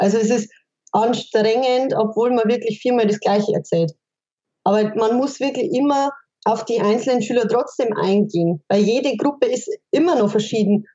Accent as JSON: {"language": "German", "region": "Bavaria", "country": "Germany", "said": "bei uns in Bayern"}